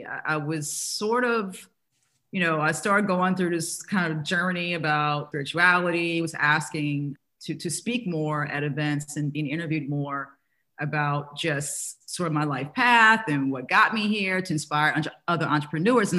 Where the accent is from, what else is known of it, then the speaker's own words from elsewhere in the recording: New Orleans, Louisiana, United States; growing up in New Orleans.